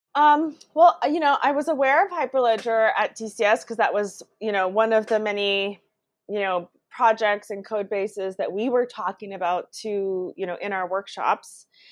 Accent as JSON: {"language": "English", "country": "United States", "tie": "born or raised there", "also_born_or_lived": "Brazil", "said": "moved to the U.S. when I was two years old. So I grew up in the U.S. and did all my schooling here"}